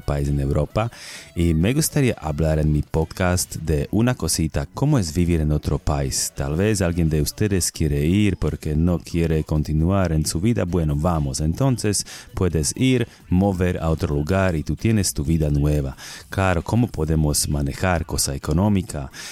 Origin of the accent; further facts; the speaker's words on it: Slovakia; Spanish is a second language; moved away; soy un boludo de Eslovaquia